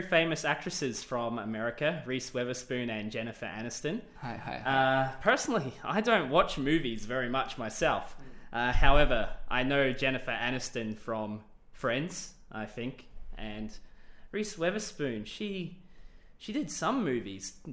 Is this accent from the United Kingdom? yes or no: no; Australia; accent: Australian; also born or lived in New Zealand; my accent is definitely Australian, but if you have spoken to some of my colleagues also from Australia